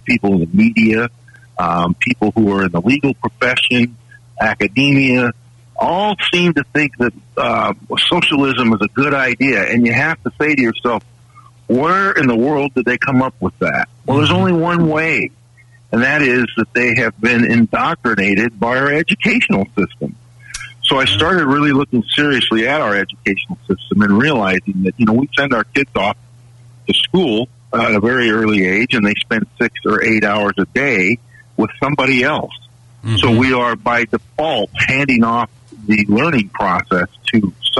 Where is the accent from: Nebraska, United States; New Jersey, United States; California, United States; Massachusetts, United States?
California, United States; I grew up in California and went to college in Southern California